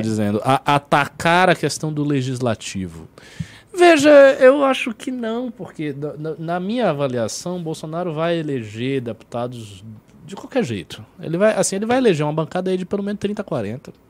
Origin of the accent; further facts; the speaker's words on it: Brazil; eu sou brasileiro